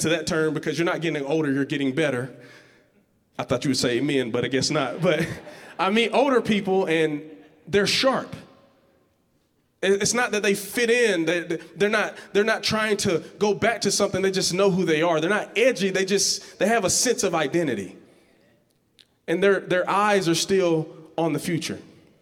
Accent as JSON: {"language": "English", "town": "Georgetown", "region": "Georgia", "country": "United States", "said": "I'm from this place called Georgetown, Georgia"}